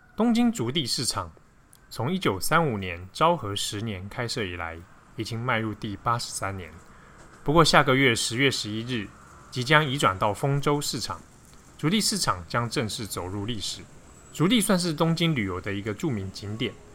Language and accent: Chinese; Taiwan; 我们是从台湾来的